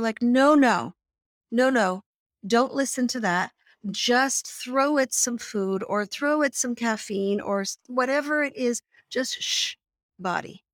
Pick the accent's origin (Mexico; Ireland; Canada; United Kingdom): Canada; I grew up in Canada